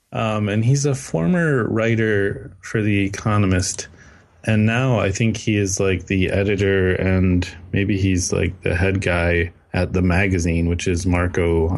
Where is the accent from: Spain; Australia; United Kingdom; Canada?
Canada; because I'm Canadian, so I have to watch a movie about zombie beavers.